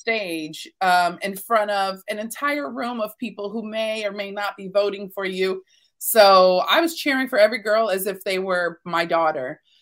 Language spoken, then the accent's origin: English; the South, United States; I'm from the South, so we're very big on manners and etiquette